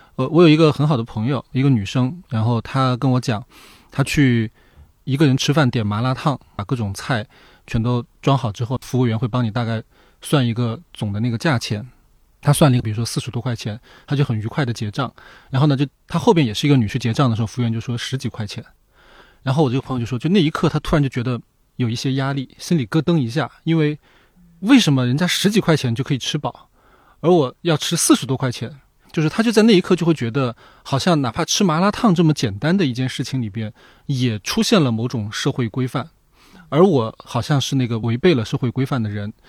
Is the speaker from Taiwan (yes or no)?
no; Sichuan, China; moved away; 我老家是四川，就是在我们那边有很多人，他就是只要有一点时间就会去打麻将、打牌